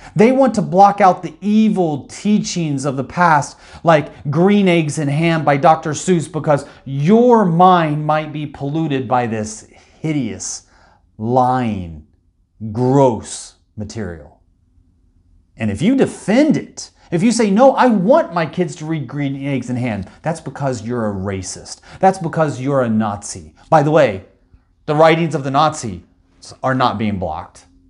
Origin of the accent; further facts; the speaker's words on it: United States; I'm an American